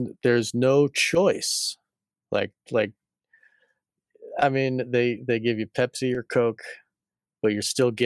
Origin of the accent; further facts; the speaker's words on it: Massachusetts, United States; I was born in Massachusetts